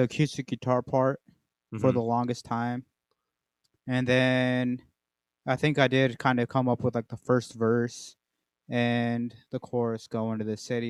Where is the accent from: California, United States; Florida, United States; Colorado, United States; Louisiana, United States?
Colorado, United States; Southern; moved away; my youth growing up in Southern Colorado and then moving up this way